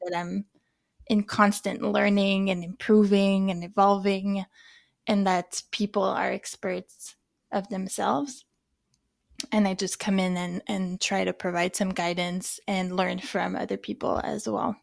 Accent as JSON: {"language": "English", "country": "France", "also_born_or_lived": "Canada", "accent": "French", "moved": "yes", "said": "I'm both from France, maybe you can hear it in the way that I speak, and I'm also Canadian"}